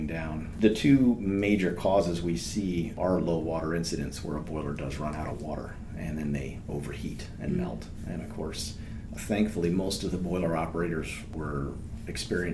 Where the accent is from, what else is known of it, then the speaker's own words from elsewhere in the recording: Vermont, United States; moved away as an adult; now in North Carolina, United States; I'm from Vermont originally